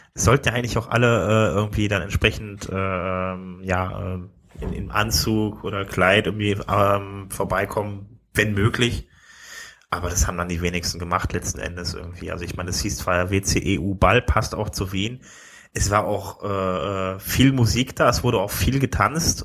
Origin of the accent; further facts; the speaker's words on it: Wuppertal, North Rhine-Westphalia, Germany; also born or lived in Düsseldorf; eigentlich bin ich ja geboren in Wuppertal